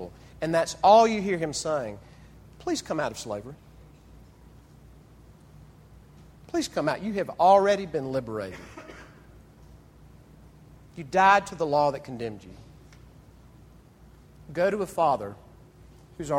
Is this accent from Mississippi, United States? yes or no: yes; Mississippi, United States; Growing up in Mississippi